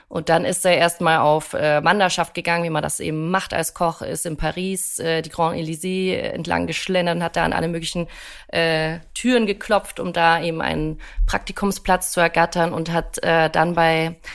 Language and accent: German; Bavaria, Germany; born there; Also ich komme ja gebürtig auch aus Bayern